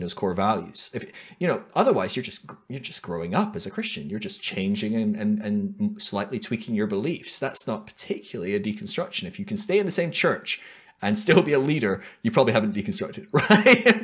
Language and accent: English; United Kingdom; moved away; also born or lived in United States; being a Brit in a alt-right wing charismatic church in America